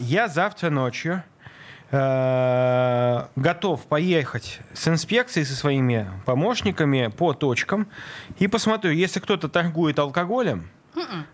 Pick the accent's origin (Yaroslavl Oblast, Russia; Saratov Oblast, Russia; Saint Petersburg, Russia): Saint Petersburg, Russia; я родился в Ленинграде